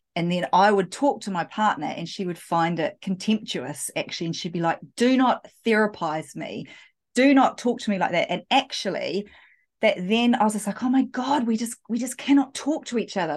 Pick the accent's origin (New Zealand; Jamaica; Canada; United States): New Zealand; I am, yeah, from, from New Zealand